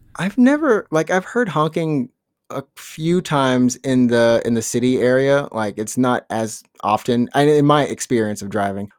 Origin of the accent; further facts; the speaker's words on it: Alabama, United States; moved away; I'm from Alabama